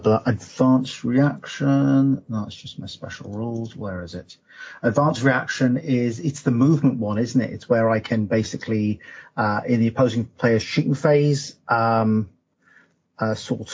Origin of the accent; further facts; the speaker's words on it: Newcastle upon Tyne, North East England, United Kingdom; I'm from Benwell